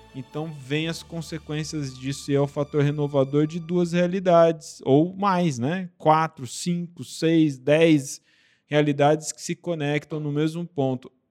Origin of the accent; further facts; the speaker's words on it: Brazil; somos brasileiros